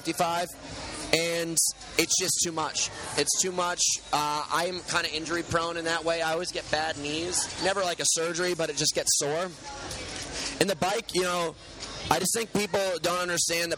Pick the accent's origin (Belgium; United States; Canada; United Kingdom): United States; also born or lived in New York City; now in Malibu, United States; Born in New York City, raised mostly in Connecticut and New York